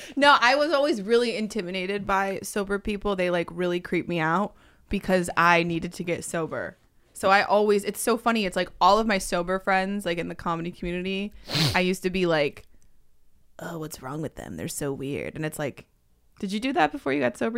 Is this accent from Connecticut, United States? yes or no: yes; Connecticut, United States; I grew up in Connecticut